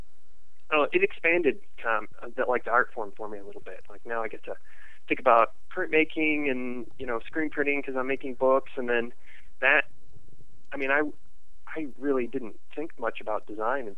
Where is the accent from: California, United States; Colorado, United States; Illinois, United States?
Illinois, United States; also born or lived in suburban Chicago; I'm originally from Illinois, so I kind of grew up, moved around a lot, so I was in the suburban Chicago for like grade school and junior high